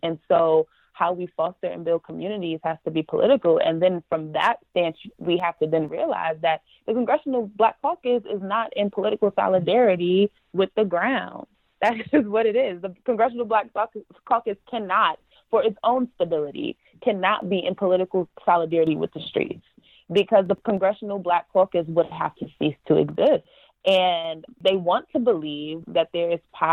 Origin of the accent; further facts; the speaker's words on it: New York City, New York, United States; also born or lived in Yonkers, New York; where I grew up in the Bronx, New York, in Yonkers